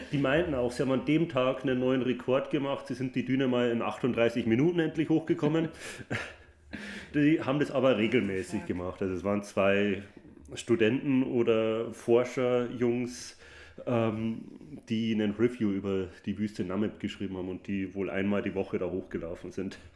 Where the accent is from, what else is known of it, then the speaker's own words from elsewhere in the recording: Munich, Bavaria, Germany; ich komme ja aus München ursprünglich.